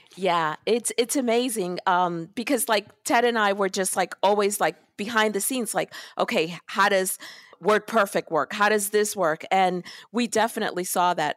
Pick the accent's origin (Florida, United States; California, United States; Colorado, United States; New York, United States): New York, United States; New York City; I was born in Brooklyn, in Park Slope, Brooklyn